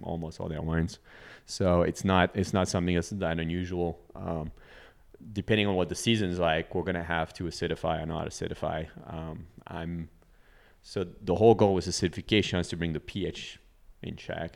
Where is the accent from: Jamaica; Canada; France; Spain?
France; northern France; moved away as an adult; now in Texas, United States; it's my hometown in northern France